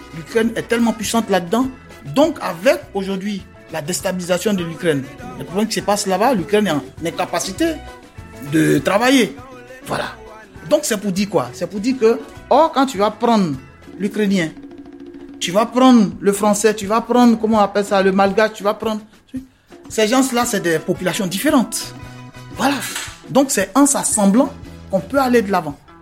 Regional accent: Abidjan, Côte d’Ivoire; moved away as an adult; now in France; je suis né à Port-Boué. À Abidjan, à Port-Boué.

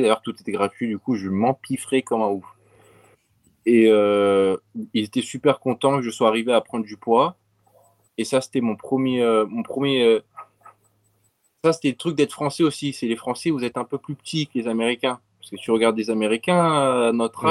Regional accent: Montpellier, Occitania, France; now in United States; je viens de Montpellier, du, du sud de la France

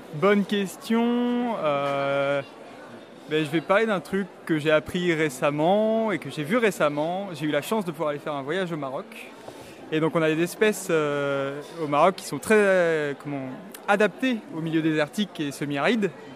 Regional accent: France; chez nous en France

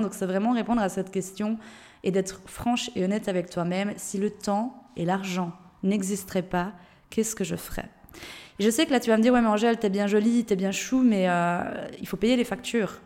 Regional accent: Switzerland; moved away; je viens de Suisse de base.

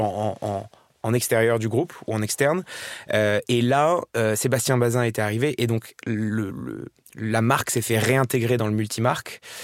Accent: Marrakesh, Marrakesh-Safi, Morocco; moved away as an adult; also born or lived in Paris, France / Dubai, United Arab Emirates; je suis né, j'ai grandi à Marrakech

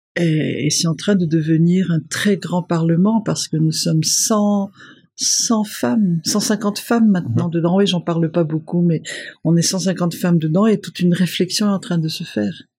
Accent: Madagascar; moved away as an adult; also born or lived in Paris / Brussels / New York; je suis une malgache qui a vécu longtemps à l'extérieur et qui possède leur code et les miens

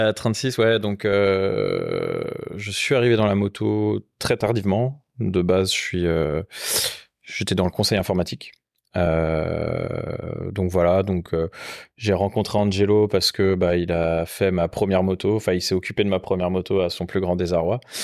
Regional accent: Rennes, Brittany, France; moved away; also born or lived in Paris; je suis originaire de Rennes

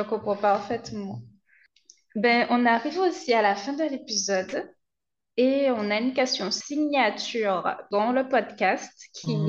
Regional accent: Guadeloupe; je suis chez moi, je ne connais pas tout déjà chez moi en Guadeloupe

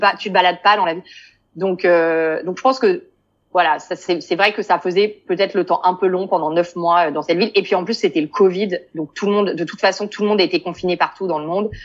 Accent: Paris, Île-de-France, France; moved away as an adult; now in Beersheba, Israel; je viens de Paris

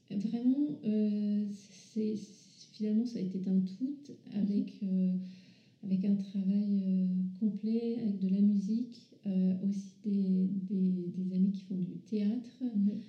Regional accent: Paris region, Île-de-France, France; dans la région parisienne où je suis née

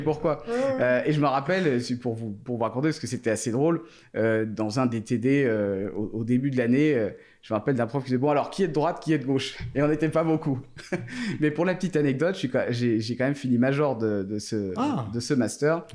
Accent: Thonon-les-Bains, Auvergne-Rhône-Alpes, France; je suis né à Tonon donc il y a 34 ans maintenant

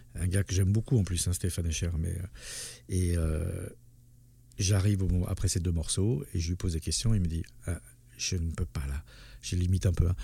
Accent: Basque Country, Nouvelle-Aquitaine, France; moved away as an adult; also born or lived in Douala, Cameroon; now in Paris, France; je suis arrivé à l'âge de 4 ans au Pays Basque, j'en suis parti à 24 ans, donc j'ai vécu 20 ans

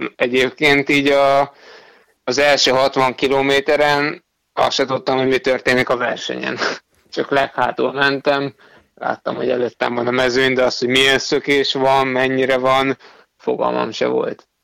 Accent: Hungary; ott már egyedül voltam magyarként

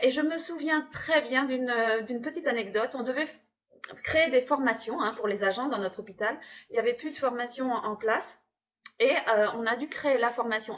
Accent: Hauts-de-France, France; accent: ch'ti; il y a la bière aussi dans les Hauts-de-France, hein, les ch'tis. Il y a aussi notre accent.

